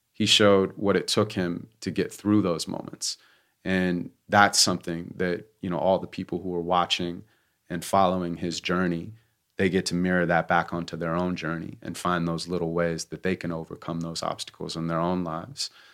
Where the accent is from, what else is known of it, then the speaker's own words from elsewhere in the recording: Santa Monica, California, United States; I grew up in Santa Monica, California